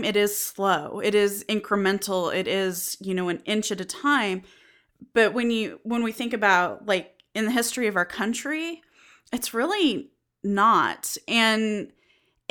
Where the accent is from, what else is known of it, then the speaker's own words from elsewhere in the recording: Western United States, United States; I grew up in the Western United States. There's not a lot of diversity where I'm from.